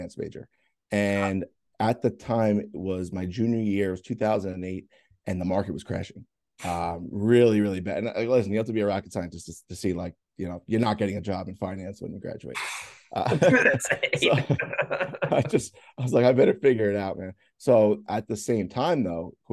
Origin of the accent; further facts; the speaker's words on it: Bayville, New York, United States; I grew up around here. I grew up in Bayville, which is, you know, like maybe like 10 minutes away.